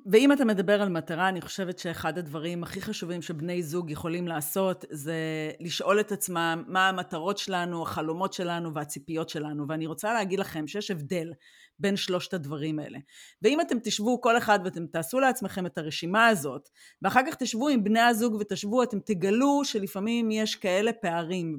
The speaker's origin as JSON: {"language": "Hebrew", "country": "Israel", "moved": "as an adult", "said": "אני חוזרת לישראל"}